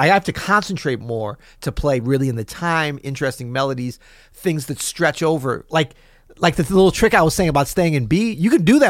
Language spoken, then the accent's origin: English; Florida, United States; I'm from Florida, actually. I was born in Florida.